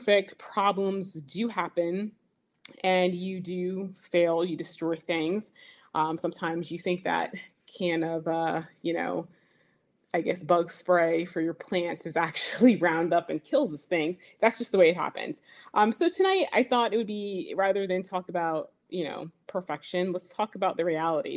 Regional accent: Burlington County, New Jersey, United States; I am from Burlington County, New Jersey. That's where I garden

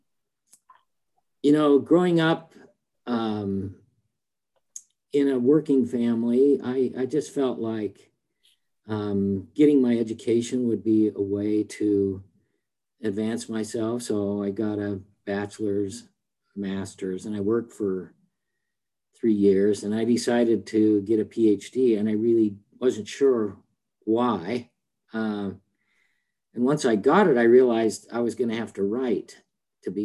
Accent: Salt Lake City, Utah, United States; I grew up in Salt Lake City, Utah

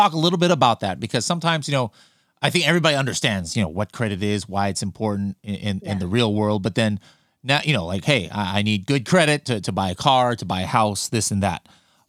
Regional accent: Fountain Valley, California, United States; born there; where I was born in Fountain Valley Hospital.

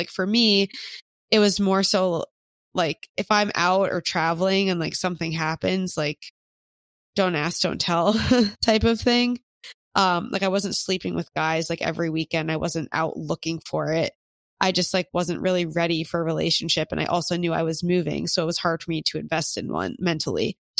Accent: Philadelphia, Pennsylvania, United States; But I don't really know anyone from my hometown in Philly that's in one

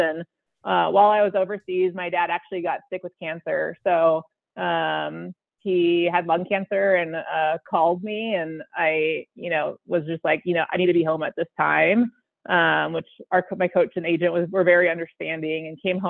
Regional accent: Arizona, United States; I was born and raised in Arizona.

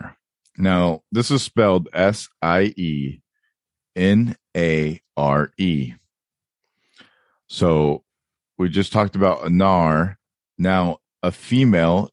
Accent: California, United States; I am American California white boy

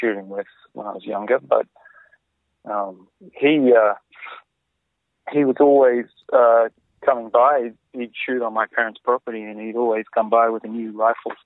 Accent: rural southeast Queensland, Australia; moved away as an adult; now in Canada; I'm from Queensland. I grew up in rural southeast Queensland.

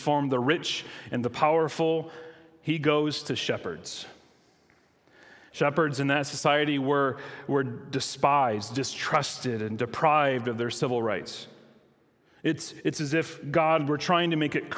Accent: Michigan, United States; I grew up in Michigan

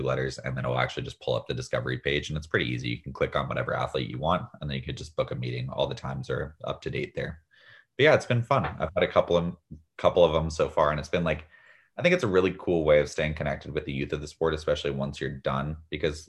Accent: Northern California, United States; growing up in Northern California

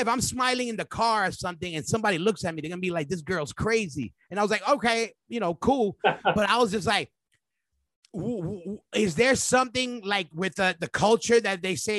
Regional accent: New York, United States; we're kids from New York

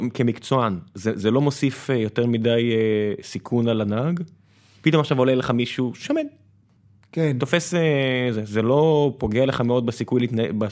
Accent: Israel

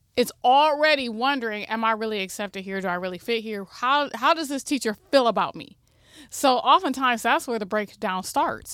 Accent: Toledo, Ohio, United States; also born or lived in Michigan; I'm homegrown from Toledo. I went away to school, graduated from University of Michigan and Ohio State, and then came back to figure out how I could improve the co-, the community that raised me

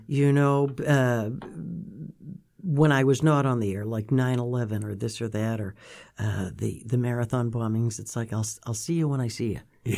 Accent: Milton, Massachusetts, United States; I was from Milton

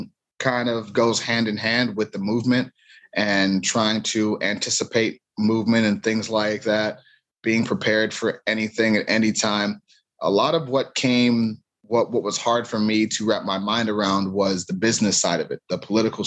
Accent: Cleveland, Ohio, United States; growing up in Cleveland

